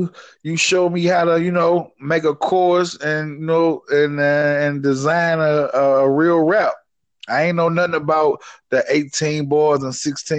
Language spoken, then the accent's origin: English; St. Louis, Missouri, United States; I'm from St. Louis.